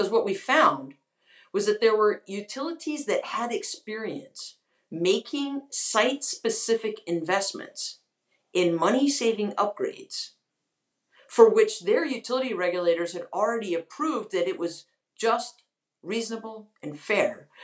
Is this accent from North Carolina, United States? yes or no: yes; North Carolina, United States; moved away as an adult; also born or lived in Washington, D.C.; I grew up in North Carolina. I'm deeply devoted to my home state, but I had moved to Washington, D.C. 10 years ago, well, now, gosh, 14